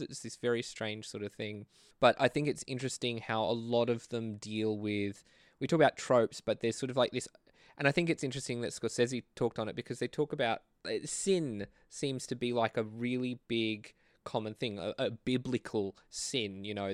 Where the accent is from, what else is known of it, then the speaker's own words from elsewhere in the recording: Australia; I'm a filmmaker from Australia